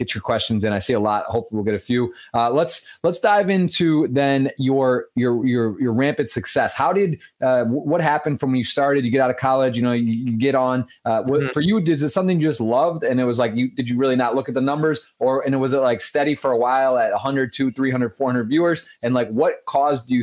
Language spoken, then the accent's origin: English; Michigan, United States; That's my home state